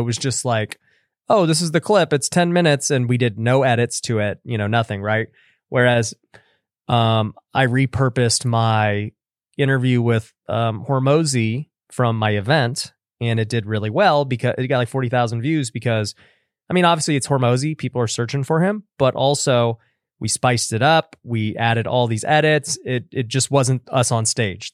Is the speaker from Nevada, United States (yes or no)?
yes; Las Vegas, Nevada, United States; I'm born and raised in Vegas.